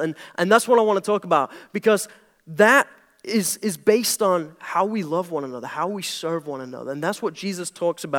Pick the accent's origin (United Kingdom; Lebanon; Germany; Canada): United Kingdom; moved away as an adult; now in United States; I'm British. That's the weird accent